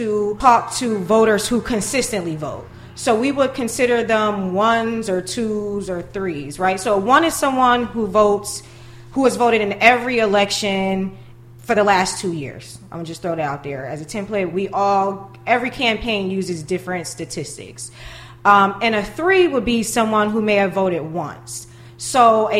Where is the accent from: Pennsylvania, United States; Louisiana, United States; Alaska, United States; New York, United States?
New York, United States; Buffalo; growing up in Buffalo